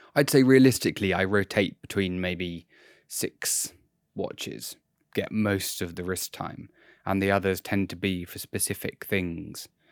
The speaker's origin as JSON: {"language": "English", "country": "United Kingdom", "said": "as a British person"}